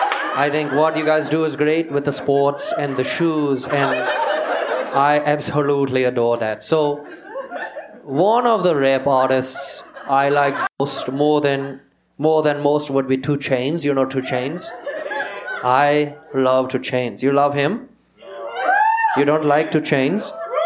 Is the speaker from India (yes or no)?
yes; India; also born or lived in Seattle, United States; Growing up in India, I was adopted. I was actually born in Washington, in Seattle, Washington.